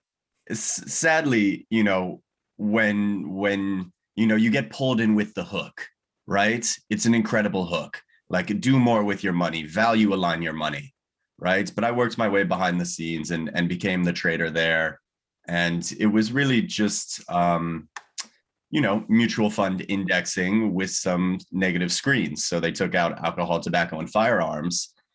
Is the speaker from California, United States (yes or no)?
yes; California, United States; You know, I was born and raised in Southern California. Spent, you know, all of my life before university there.